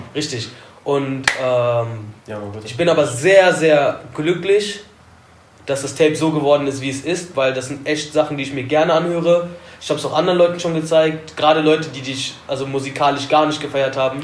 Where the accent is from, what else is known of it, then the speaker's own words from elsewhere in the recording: Alfter, North Rhine-Westphalia, Germany; Ich komme zwar aus Alfter